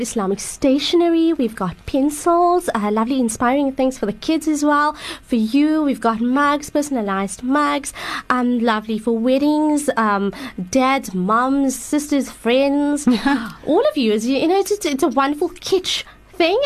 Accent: Johannesburg, Gauteng, South Africa; I'm from Johannesburg

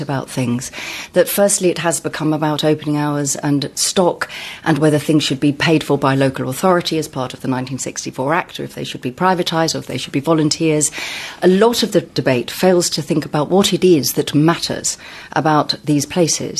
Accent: Sussex, South East England, United Kingdom; I come from Sussex

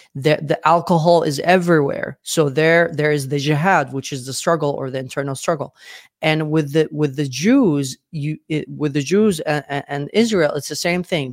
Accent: Sana'a, Amanat Al Asimah, Yemen; moved away as an adult; now in Sweden; I was born in Sana'a, Yemen

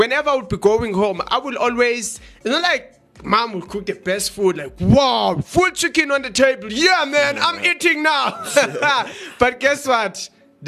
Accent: Johannesburg, Gauteng, South Africa; also born or lived in Eastern Cape; we are from Johannesburg in South Africa

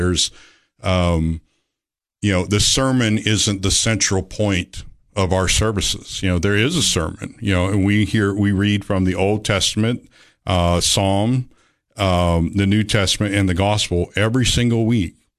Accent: Georgia, United States; moved away as an adult; also born or lived in California; I was born in California. I lived out there till I was about seven years old and moved out, uh, after my parents' divorce. I moved to Georgia with my father. And I was raised

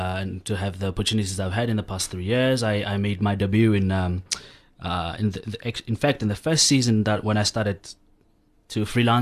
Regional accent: Kroonstad, Free State, South Africa; I grew up in Kronstadt, in the Free State.

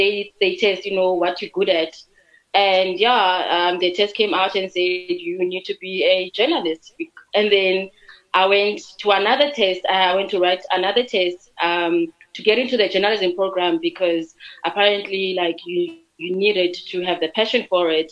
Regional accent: Port Elizabeth, Eastern Cape, South Africa; I'm from Port Elizabeth in the Eastern Cape. Yes. So, I grew up there. I was born there

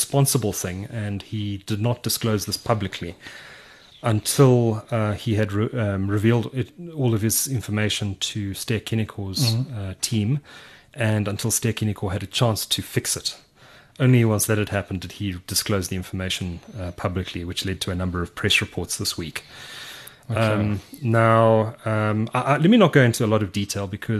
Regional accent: Durban, KwaZulu-Natal, South Africa; That's my hometown

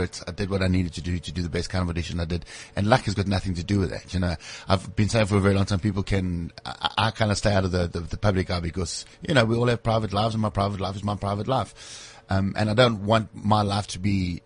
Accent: Springs, Gauteng, South Africa; also born or lived in Brakpan, South Africa; I was born in a very, very small town called Brakpan. Lived there until the age of 6 years old. And then my mom moved to Springs and lived there until I was 17.

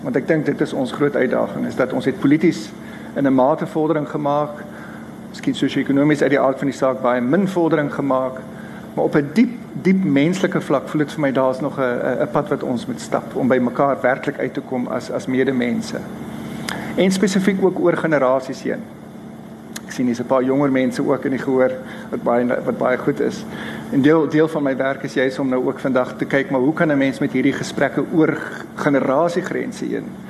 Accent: Stellenbosch, Western Cape, South Africa; moved away as an adult; also born or lived in Ireland; ek het groot geword in Enie Park

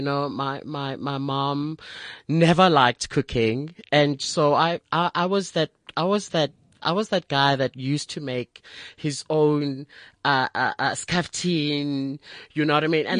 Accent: Soweto, Gauteng, South Africa; I'm a Sowetan.

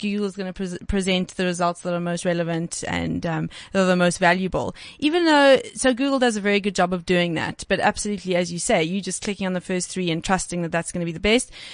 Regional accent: Cape Town, Western Cape, South Africa; moved away as an adult; now in Johannesburg, South Africa; I'm from Cape Town mm. originally. So I actually moved, moved up to Joburg in 2011.

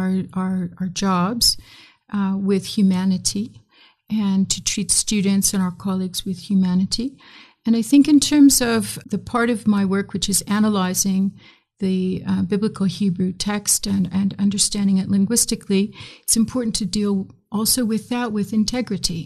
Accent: Midwest, United States; accent: American; moved away as an adult; also born or lived in South Sudan / Chicago; as you can tell from my accent, I'm an American. And so I grew up in the great Midwest

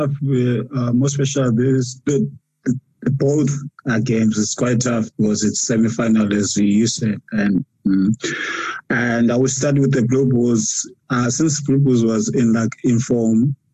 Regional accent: South Africa; now in Japan; It's, it's tough for us as South African players, you know.

